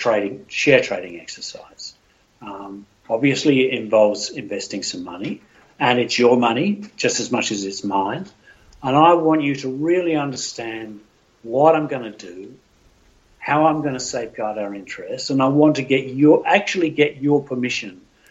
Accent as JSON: {"language": "English", "country": "Australia", "moved": "yes", "lives_now": "United Kingdom", "said": "I'm Australian."}